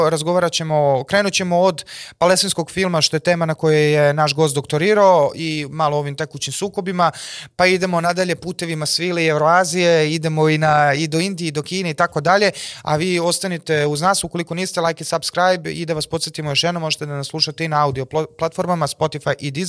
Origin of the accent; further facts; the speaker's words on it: Serbia; mi moramo kao Srbi koji su 80-90% protiv NATO pakta